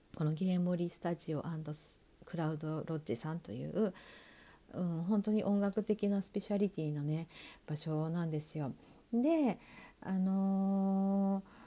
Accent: Sapporo, Hokkaido, Japan; 北海道札幌市出身ということで地元北海道でのゴングイベントを企画担当しております

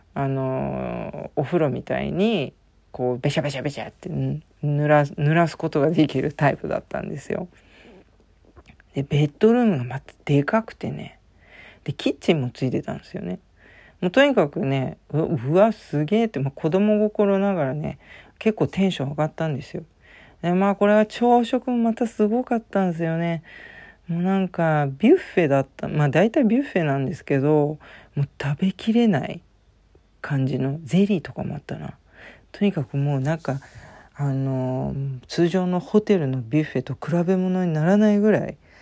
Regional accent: Japan; 私、ジャパンって言ったんですよ

